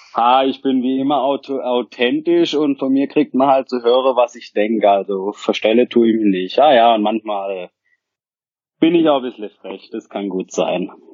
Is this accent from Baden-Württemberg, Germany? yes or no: yes; Rottweil area, Baden-Württemberg, Germany; Ich komme aus der Rottweiler Gegend, wohne am Rande des beschaulichen Schwarzwald